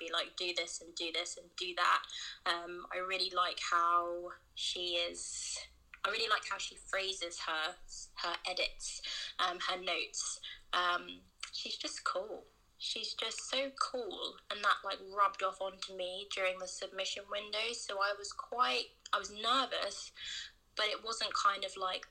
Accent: England, United Kingdom; But I was born in England

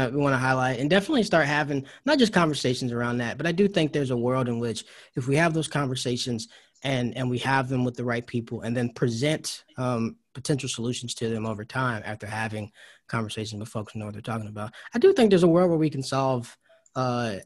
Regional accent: Georgia, United States; also born or lived in North Carolina; I was born in North Carolina. And then grew up in Georgia, went to school there

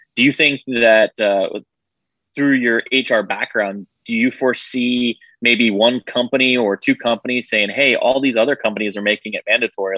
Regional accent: Florida, United States; moved away as an adult; I grew up in Florida, uh, left for about ten years, and then now I'm back

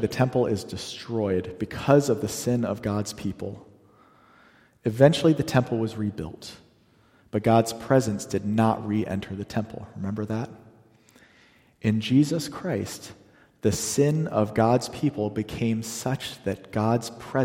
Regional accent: the South, Southern United States, United States; that's near and dear to my heart as a Southerner

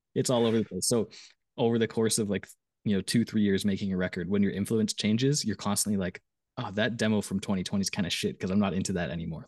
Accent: Canada; I was from Canada

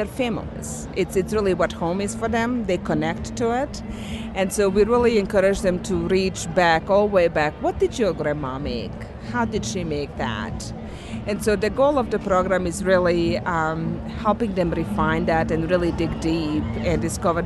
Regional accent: Bosnia & Herzegovina; now in United States; I came here as a refugee from Bosnia. So I, just this past March, I realized that I have lived longer in USA than in my home country.

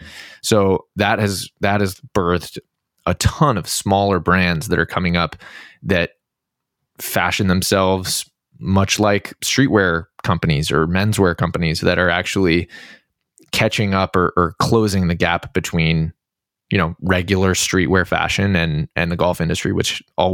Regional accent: Boston, Massachusetts, United States; I'm a golf accident. I grew up in Boston, in the Boston area. No one in my family played golf growing up.

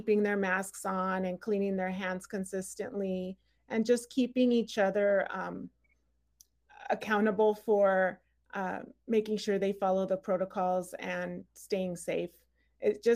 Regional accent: Rialto, California, United States; also born or lived in Los Angeles County, California; now in Palm Springs, United States; I was born in LA County, and then I grew up though in Rialto, California, just down the 10 freeway

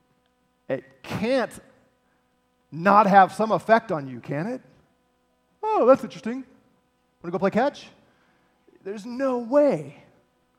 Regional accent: St. Louis, Missouri, United States; I'm from Missouri, St. Louis

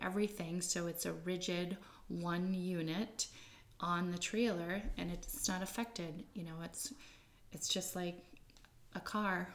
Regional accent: Smyrna, Maine, United States; So we're from the area. We grew up in Smyrna, just south of Holton.

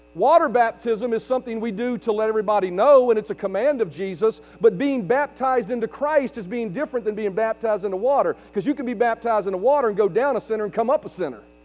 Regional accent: United States; there's a greater lineage that I have in my life than just being an American or being Eastern Europeish

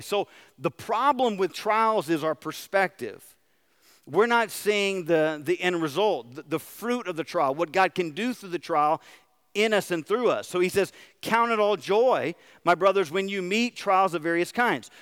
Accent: United States; as American Christians

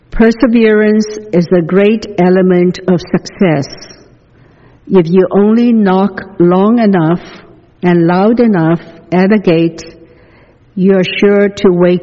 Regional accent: the South, United States; When I grew up in the South, I was taught that segregation was the will of God, and the Bible was quoted to prove it.

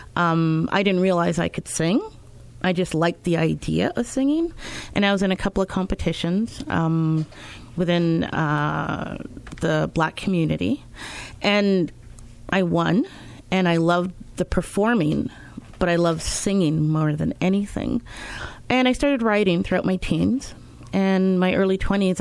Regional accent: Winnipeg, Manitoba, Canada; also born or lived in Montreal, Quebec; I was born in Montreal, Quebec. Yes, I speak French. Uh, grew up in Winnipeg

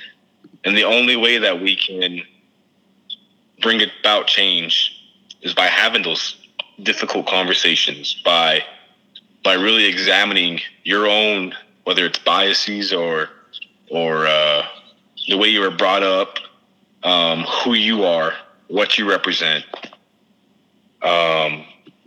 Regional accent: United States; as American people

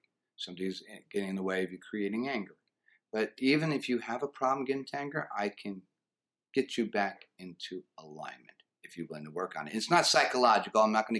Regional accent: New Jersey, United States; also born or lived in Texas; Actually, I'm from New Jersey.

